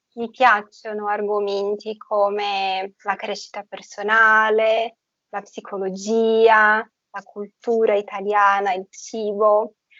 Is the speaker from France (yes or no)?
no; Brazil; Italian is a second language; Io sono brasiliana, nata e cresciuta in Brasile